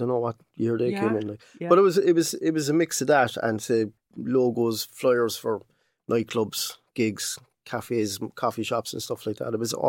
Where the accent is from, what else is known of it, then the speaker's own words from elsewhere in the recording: Cork, County Cork, Ireland; I was born up in, actually I was born in Shandon Street.